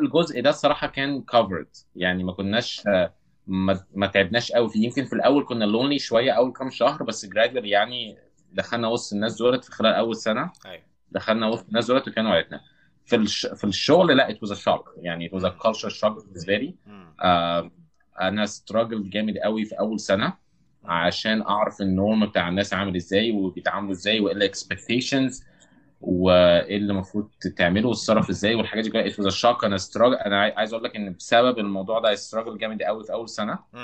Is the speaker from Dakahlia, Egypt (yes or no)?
no; Cairo, Cairo Governorate, Egypt; moved away as an adult; also born or lived in Saudi Arabia; اغلب جزء كبير من حياتي في مصر قضيته في المعادي